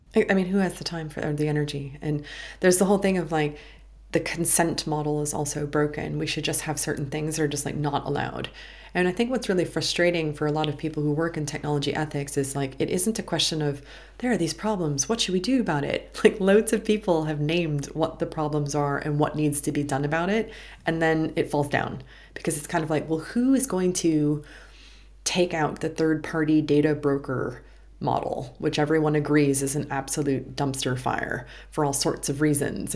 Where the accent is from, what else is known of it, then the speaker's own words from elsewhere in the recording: United States; being American